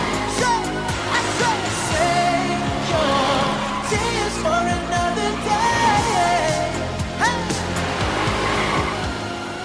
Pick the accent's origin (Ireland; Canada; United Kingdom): Ireland